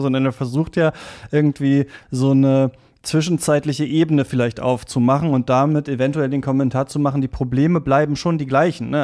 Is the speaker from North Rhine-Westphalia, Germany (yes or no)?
no; Lower Saxony, Germany; ich bin in Niedersachsen aufgewachsen